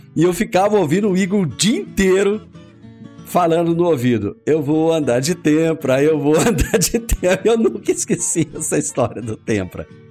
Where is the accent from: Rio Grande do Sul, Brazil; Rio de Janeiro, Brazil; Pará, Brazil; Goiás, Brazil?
Goiás, Brazil; Rio Verde; hoje nós temos orgulho de dizer que somos de Rio Verde das Abóboras